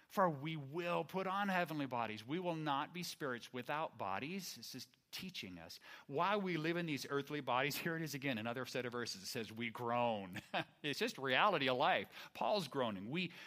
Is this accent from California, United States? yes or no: yes; Fair Oaks, California, United States; I grew up here in the Sacramento area, Fair Oaks